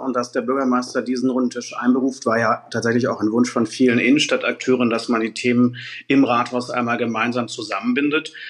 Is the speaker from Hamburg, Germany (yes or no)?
yes; Hamburg, Germany; meinen Heimatstadt Altstadt Finkenwerder